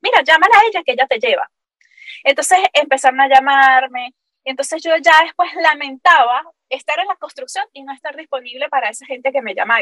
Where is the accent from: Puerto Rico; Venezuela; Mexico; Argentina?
Venezuela; Capacho, Táchira; accent: gocho; moved away as an adult; also born or lived in Valencia, Venezuela / San Cristóbal, Venezuela; now in Florida, United States; Gochita, gochita, de nacimiento.